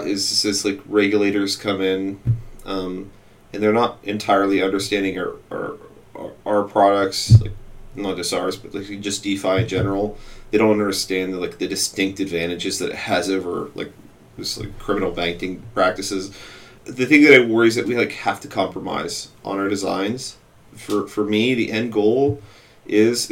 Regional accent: United States; I'm an American

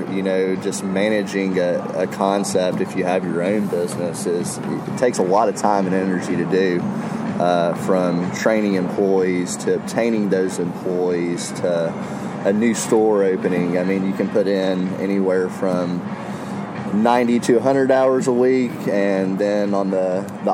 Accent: the South, United States; growing up in the South, I had amazing grandparents that would cook

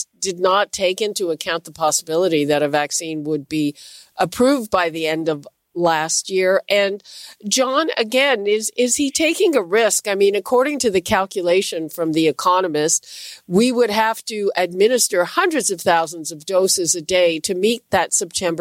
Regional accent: Canada; myself as a Canadian

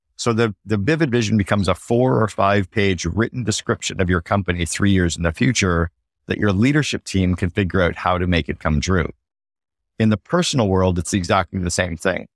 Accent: Canada; now in Barbados; as a Canadian

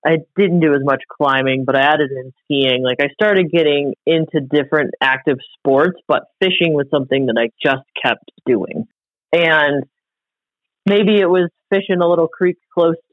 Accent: Ohio, United States; now in West Yellowstone, United States; I was born in Ohio

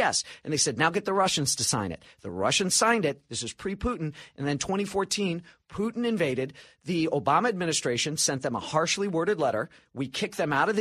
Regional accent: Chicago, Illinois, United States; I'm from Chicago

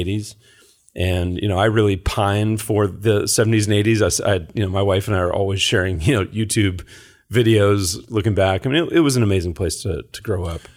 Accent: San Carlos, California, United States; also born or lived in Lafayette, California; I grew up in the Bay Area. I grew up in Silicon Valley

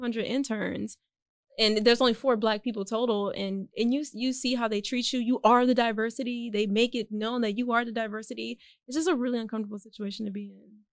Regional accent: Houston, Texas, United States; born or raised there; also born or lived in Austin / Alief / Fort Bend

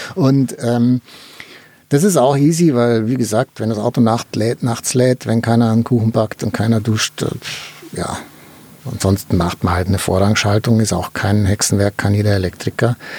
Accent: Germany; wir haben ja in Deutschland

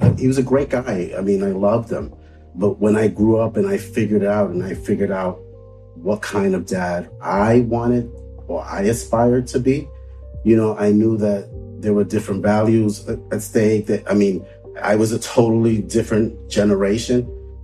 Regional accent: New York City, New York, United States; I grew up in Brooklyn, like Bed-Stuy

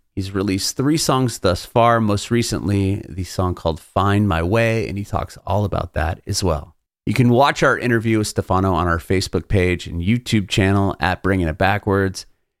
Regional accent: San Diego, California, United States; I'm from California. I'm from San Diego

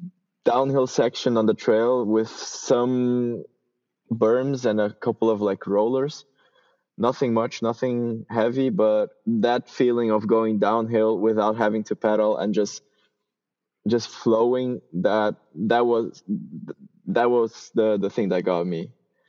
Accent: Switzerland; also born or lived in Brazil; I was born in Brazil, and I moved to Switzerland when I was 14. So I basically grew up there, and I had never ridden mountain bikes or at least jumps in Brazil.

